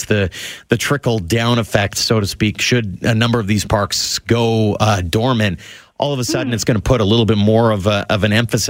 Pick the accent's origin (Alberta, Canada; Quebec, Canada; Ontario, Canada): Alberta, Canada; near Little Bow Provincial Park; now in Calgary, Canada; Little Bow Provincial Park is one that is really close to my hometown.